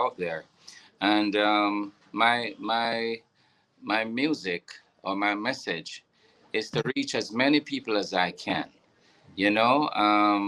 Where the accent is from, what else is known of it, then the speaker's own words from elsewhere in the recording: Bog Walk, Saint Catherine, Jamaica; In a little town they call Bogwalk, you know, in St. Catherine.